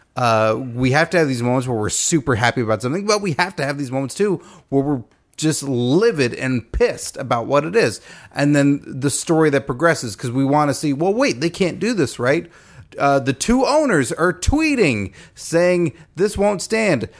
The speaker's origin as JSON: {"language": "English", "region": "Texas", "country": "United States", "said": "I'm from Texas"}